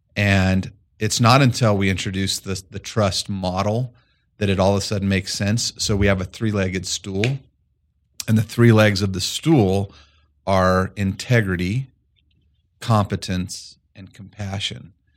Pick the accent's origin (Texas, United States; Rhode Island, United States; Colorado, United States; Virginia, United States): Colorado, United States; moved away as an adult; also born or lived in Fort Collins, Colorado; I grew up about three hours east of here in a small farm community